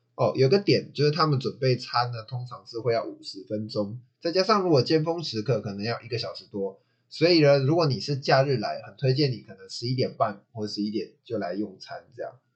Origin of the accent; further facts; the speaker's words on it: Taichung, Taiwan; 我台中人啊